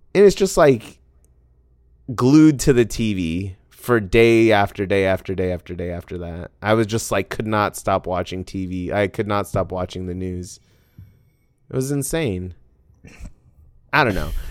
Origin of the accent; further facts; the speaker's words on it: Arizona, United States; I grew up in Arizona